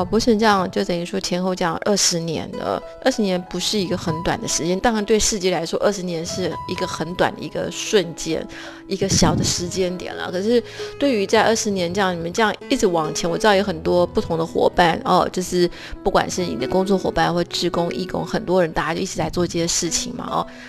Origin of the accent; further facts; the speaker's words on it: Taiwan; now in New York, United States; 就会就会在台湾，我根本不会觉得说哦，我们台湾人是怎么样。结果来到这个世界大熔炉的时候，觉得哦，就很想要找一些机会要去表达台湾怎么样怎么样